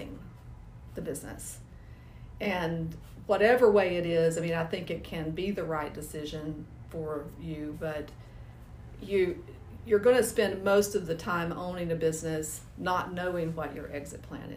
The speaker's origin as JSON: {"language": "English", "town": "Nashville", "region": "Tennessee", "country": "United States", "tie": "born or raised there", "said": "I'm from Nashville, almost originally. We moved here when I was 5 years old, so I consider myself a native"}